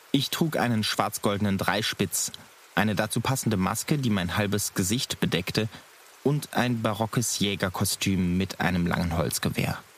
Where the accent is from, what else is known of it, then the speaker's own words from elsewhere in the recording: North Rhine-Westphalia, Germany; Ich komme aus dem Rheinland. Hier wird groß Karneval gefeiert.